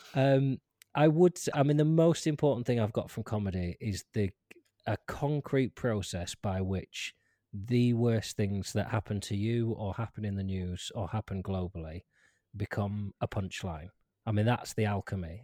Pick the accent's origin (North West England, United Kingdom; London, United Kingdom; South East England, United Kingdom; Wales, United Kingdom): North West England, United Kingdom; Lancaster; I grew up in Lancaster, which is a big city